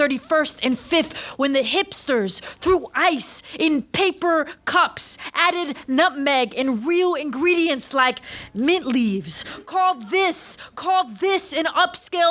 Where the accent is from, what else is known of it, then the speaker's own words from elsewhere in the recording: New York City, New York, United States; growing up in New York City